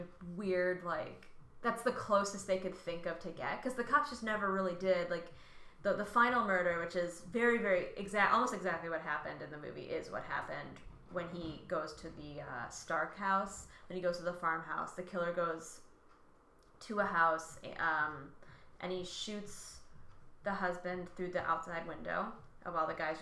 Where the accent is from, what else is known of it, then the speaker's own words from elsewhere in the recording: New Lenox, Illinois, United States; I grew up in New Lenox, Illinois, just by Joliet.